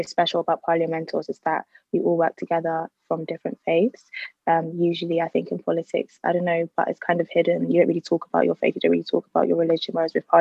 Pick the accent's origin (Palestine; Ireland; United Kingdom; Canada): United Kingdom; London; I was born and raised in Southeast London.